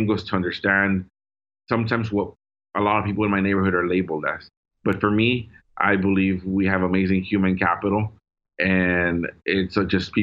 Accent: Dallas, Texas, United States; first language Spanish; English is a second language; growing up in Oak Cliff, specifically South Oak Cliff

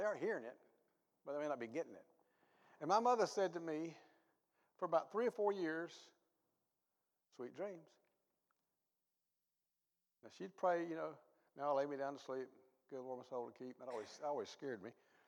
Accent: the South, United States; I grew up in the South. Good old Southern people. We ate Southern food.

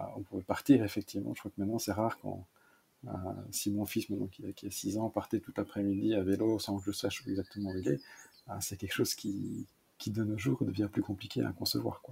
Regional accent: Malmedy, Wallonia, Belgium; j'ai grandi dans une double culture, donc en partie germanophone et en partie francophone. Donc, je viens de la partie de Web Malmedy, donc la partie est de la Belgique

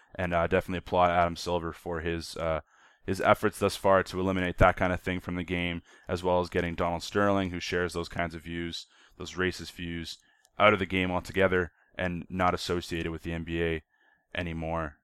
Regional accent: Canada; as a Canadian

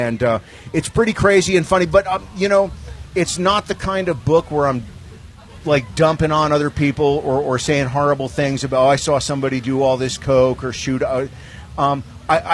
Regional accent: Englishtown, New Jersey, United States; also born or lived in Newark, New Jersey; I was born in Newark, New Jersey, and grew up in a little town called Englishtown, New Jersey, right in between New York and Philadelphia

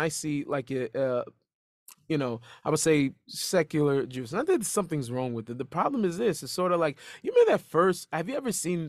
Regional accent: United States; I grew up in a Jewish neighborhood, I grew up

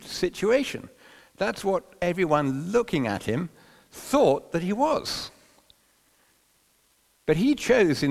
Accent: London, United Kingdom; growing up in London

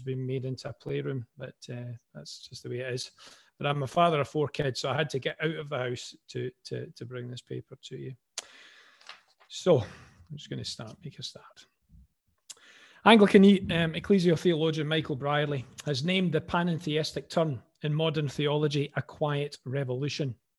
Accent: Glasgow, Scotland, United Kingdom; accent: Glaswegian; now in Falkirk, United Kingdom; another Glaswegian voice

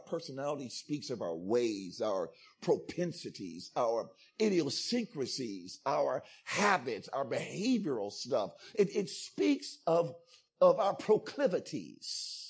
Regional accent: Ghana; I'm also Ghanaian, by the way, so, y'all calm down.

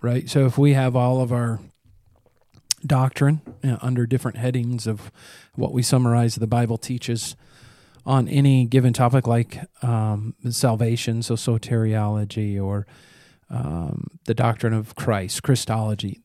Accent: United States

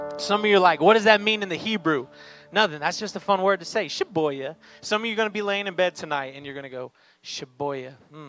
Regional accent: Miami, Florida, United States; And again, I'm from Miami, like I said. Me and my wife, Jacqueline, we are actually church planters in the Miami area.

